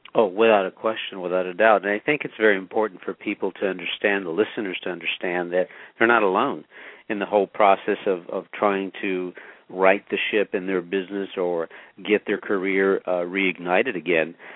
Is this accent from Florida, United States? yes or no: no; Los Angeles, California, United States; also born or lived in Pasadena, California; I grew up poor in East Los Angeles, and later on, my family moved to Pasadena